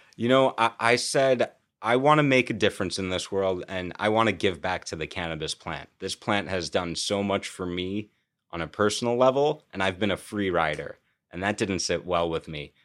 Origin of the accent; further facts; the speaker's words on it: New York, United States; also born or lived in California; as a New Yorker